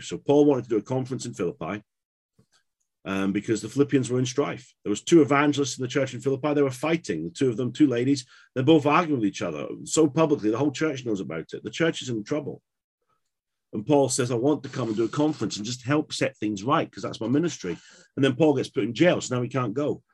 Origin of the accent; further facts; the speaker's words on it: England, United Kingdom; I'm from England.